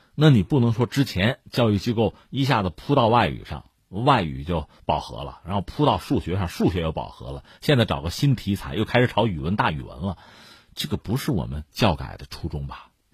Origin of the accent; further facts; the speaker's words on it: China; 我们中国人